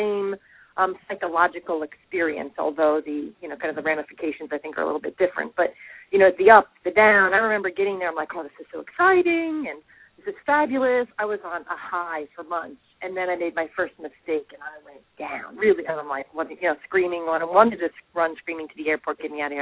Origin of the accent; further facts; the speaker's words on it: United States; also born or lived in Hong Kong; as an American